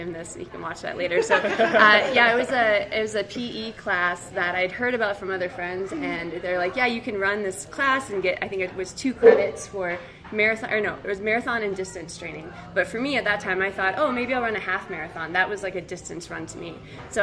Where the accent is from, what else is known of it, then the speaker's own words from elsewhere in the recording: Wisconsin, United States; moved away as an adult; now in Seattle, United States; I'm originally from Wisconsin, and then I moved to Seattle, Washington for graduate school, and I've been there for about almost 8 years now